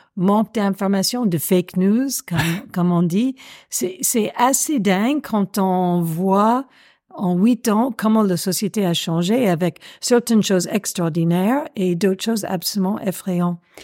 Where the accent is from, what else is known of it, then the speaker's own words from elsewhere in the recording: United States; accent: American; French is a second language; moved away as an adult; now in Paris, France; Je suis américaine, ça s'entend